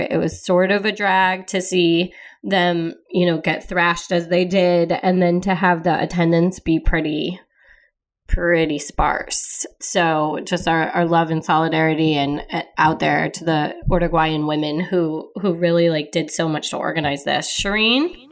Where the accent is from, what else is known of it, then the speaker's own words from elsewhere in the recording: Midwest, United States; I'm from the Midwest